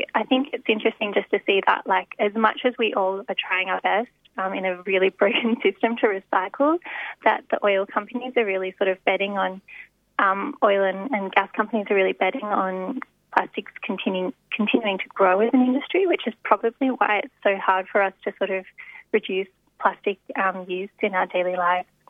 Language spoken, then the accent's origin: English; Australia; as Australian journalists